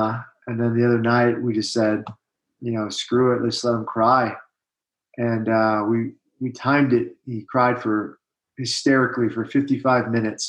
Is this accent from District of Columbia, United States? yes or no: yes; Washington, District of Columbia, United States; moved away as an adult; also born or lived in Fort Carson, Colorado; now in Utah, United States; I'm originally from the Washington, D.C. area. I'm a West Point guy. I'm a Mormon guy. I served a two-year mission for the Church of Jesus Christ of Latter-day Saints to St. Petersburg, Russia